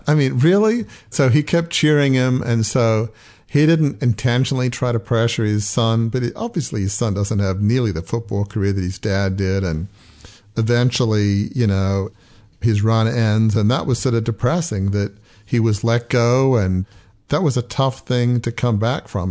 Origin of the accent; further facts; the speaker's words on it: Australia; moved away; I grew up in Australia